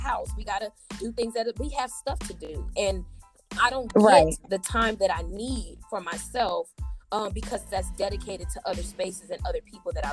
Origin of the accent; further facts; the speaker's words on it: United States; being African American